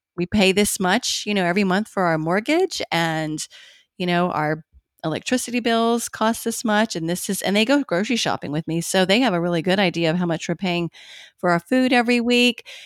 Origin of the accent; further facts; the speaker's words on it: Bowling Green, Kentucky, United States; moved away as an adult; in Bowling Green, Kentucky, which is actually where I live now